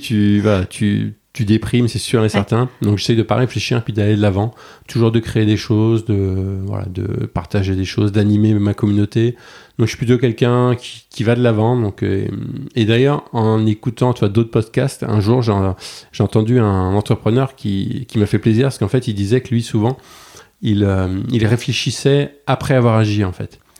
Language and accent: French; Bordeaux, Nouvelle-Aquitaine, France; also born or lived in New York; je suis bordelais